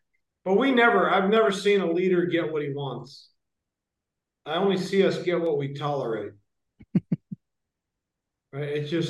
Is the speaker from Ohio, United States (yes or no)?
yes; Ohio, United States; born there; also born or lived in Michigan / Florida / North Carolina; now in San Francisco, United States; I was born in Ohio, lived in Michigan, lived in Florida, lived in North Carolina, and now I'm out here.